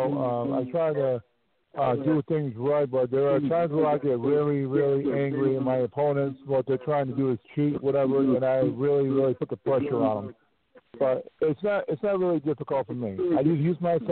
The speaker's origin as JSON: {"language": "English", "town": "Syracuse", "region": "New York", "country": "United States", "moved": "yes", "lives_now": "Florida, United States", "said": "I'm originally from Syracuse, New York"}